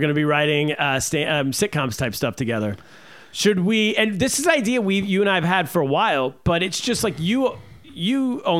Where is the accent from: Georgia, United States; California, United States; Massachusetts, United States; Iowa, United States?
California, United States; moved away; also born or lived in China; Who I grew up with in California.